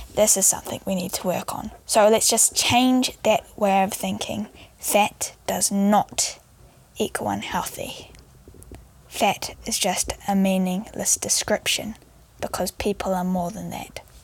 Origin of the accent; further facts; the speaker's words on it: New Zealand; I am 16 years old and I come from New Zealand